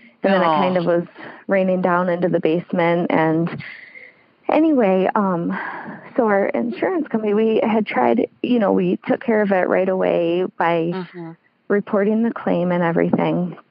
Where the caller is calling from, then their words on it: Michigan, United States; I'm calling from Michigan